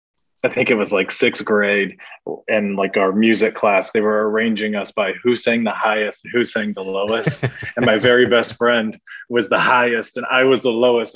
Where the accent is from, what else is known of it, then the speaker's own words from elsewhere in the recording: Midwest, United States; You know, we're from the Midwest and we see farms everywhere. Now I live in the Deep South, farms everywhere.